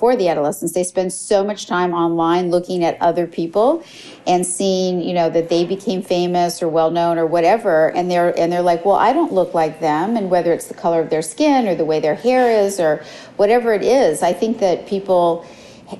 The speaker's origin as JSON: {"language": "English", "town": "Los Angeles", "region": "California", "country": "United States", "tie": "born or raised there", "said": "I grew up in Los Angeles"}